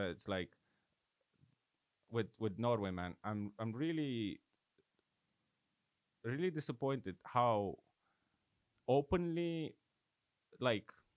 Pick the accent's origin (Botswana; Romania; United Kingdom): Romania; moved away; in Romania, within Romanians, like my hometown and the hometown next to it